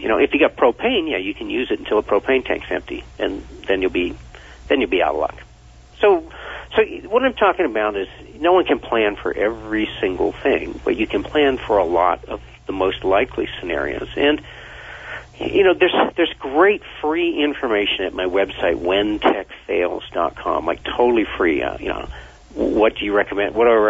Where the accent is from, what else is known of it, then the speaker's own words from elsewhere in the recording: Vermont, United States; Well, I grew up in Vermont, and no one wanted to go hunting on the last day of hunting season.